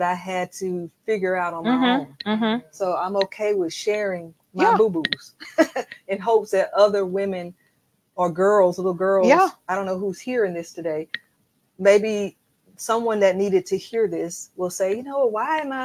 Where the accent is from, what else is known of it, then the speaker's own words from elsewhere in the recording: Alabama, United States; moved away as an adult; also born or lived in West Coast / Virginia; now in Atlanta, United States; I was raised in Alabama